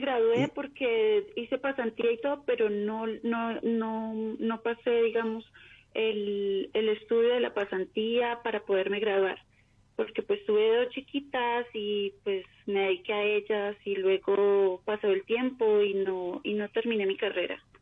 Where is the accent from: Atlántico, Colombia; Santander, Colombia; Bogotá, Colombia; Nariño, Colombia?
Bogotá, Colombia; De Bogotá, Colombia.